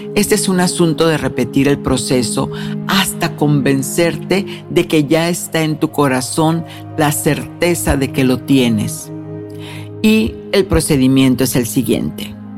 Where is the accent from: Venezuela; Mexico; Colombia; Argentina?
Mexico; moved away; fui a mi tierra natal, a México